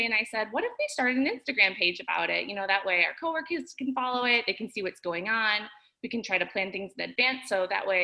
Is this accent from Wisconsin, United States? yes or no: yes; Wisconsin, United States; now in Orlando, United States; I'm from Wisconsin originally, and I moved here in 2010.